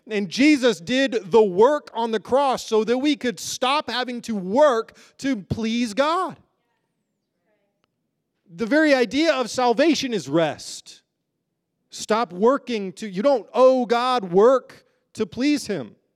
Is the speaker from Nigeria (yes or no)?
no; United Kingdom; born there; if you know me, you know I'm actually a British citizen. I was born there.